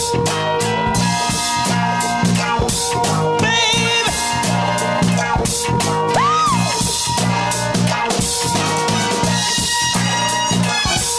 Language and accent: English; Chicago, Illinois, United States; I am from Chicago, Illinois